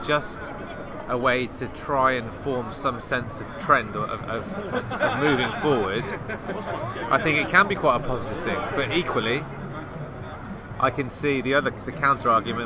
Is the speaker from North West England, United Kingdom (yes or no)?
no; Coventry, West Midlands, United Kingdom; I was born in Coventry.